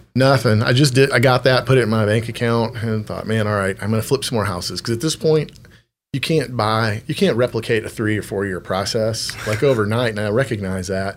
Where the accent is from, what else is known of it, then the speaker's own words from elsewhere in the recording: Temple, Texas, United States; I grew up in Temple, Texas